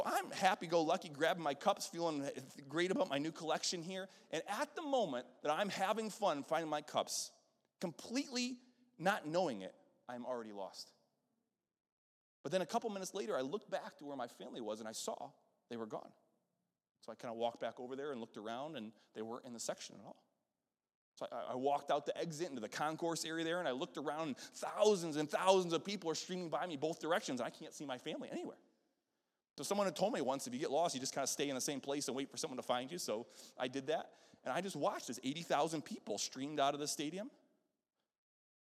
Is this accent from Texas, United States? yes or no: no; Western New York, United States; moved away; I'm up from Western New York, and so the Buffalo Bills were our football team up there